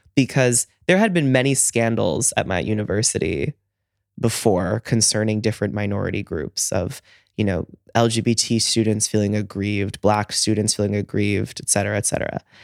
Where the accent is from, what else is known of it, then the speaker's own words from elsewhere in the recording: United States; moved away as an adult; now in Tel Aviv, Israel; I am from Artsota Blit, America, the United States.